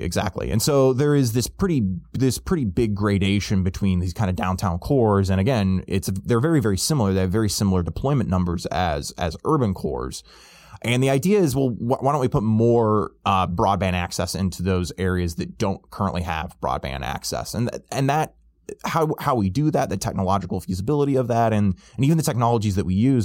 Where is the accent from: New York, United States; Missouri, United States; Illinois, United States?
Illinois, United States; my home state of Illinois